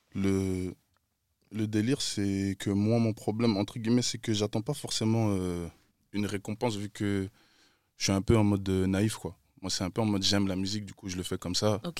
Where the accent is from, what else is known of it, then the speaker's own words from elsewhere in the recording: Brussels, Brussels-Capital Region, Belgium; Je viens de BX